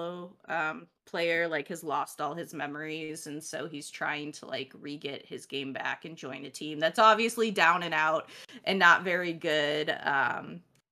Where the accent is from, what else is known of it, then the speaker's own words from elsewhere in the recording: Chicago, Illinois, United States; moved away; I'm originally from Chicago